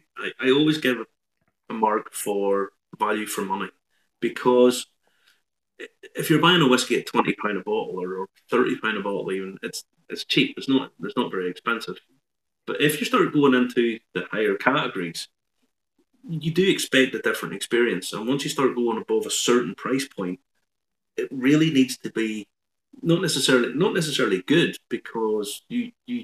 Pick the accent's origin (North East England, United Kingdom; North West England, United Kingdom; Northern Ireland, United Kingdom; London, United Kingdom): Northern Ireland, United Kingdom; Ballymena; being from Ballymena